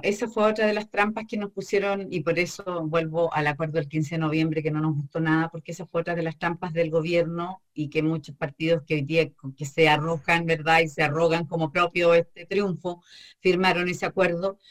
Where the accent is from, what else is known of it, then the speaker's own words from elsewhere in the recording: Chile; se aplica la misma ley electoral con la que se votan los diputados y las diputadas en mi país